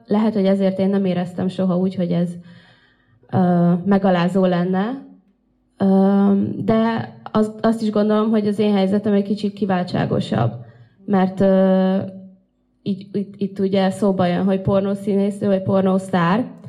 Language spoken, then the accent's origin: Hungarian; Russia; now in Hungary